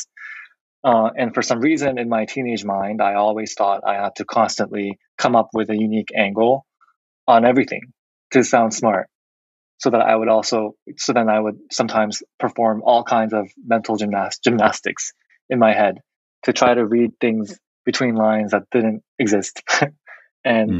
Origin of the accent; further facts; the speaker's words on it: South Korea; accent: South Korean dialect; moved away; I was born in South Korea